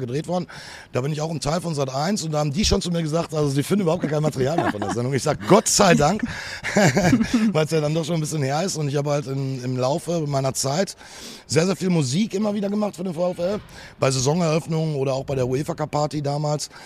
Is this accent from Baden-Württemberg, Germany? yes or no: no; Ruhr area, North Rhine-Westphalia, Germany; hier bei uns im Ruhrpott, da schlägt das Herz des Fußballs